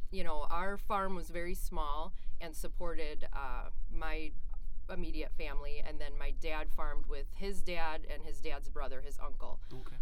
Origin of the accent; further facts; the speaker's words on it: northeast of Cleveland, Ohio, United States; also born or lived in Bozeman, Montana; now in Minnesota, United States; I grew up in Ohio, uh, northeast of Cleveland, mm-hmm. and I grew up on a dairy farm